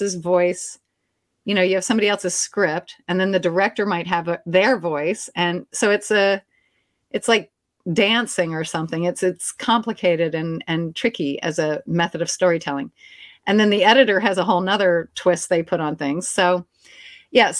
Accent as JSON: {"language": "English", "region": "Maryland", "country": "United States", "tie": "born or raised there", "also_born_or_lived": "Washington, D.C. / Japan / Alabama", "moved": "as an adult", "lives_now": "New Orleans, United States", "said": "raised in a Louisiana household in Maryland."}